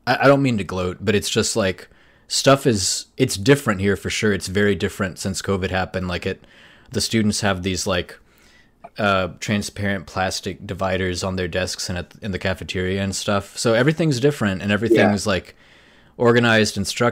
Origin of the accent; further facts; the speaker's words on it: right outside Nashville, Tennessee, United States; moved away as an adult; also born or lived in Seattle, United States; now in South Korea; born and raised in Tennessee